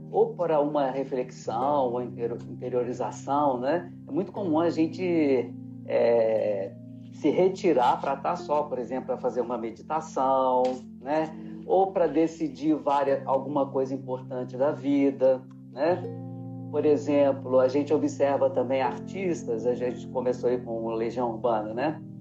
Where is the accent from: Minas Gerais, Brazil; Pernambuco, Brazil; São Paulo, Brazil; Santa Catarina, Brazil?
Minas Gerais, Brazil; Diamantina; moved away; Eu também sou do interior, é, mais da metade da minha vida eu já saí de Diamantina